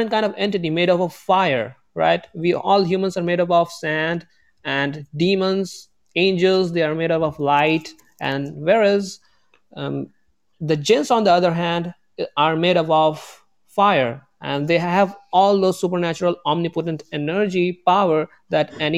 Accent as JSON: {"language": "English", "region": "northern India", "country": "India", "said": "I'm from India"}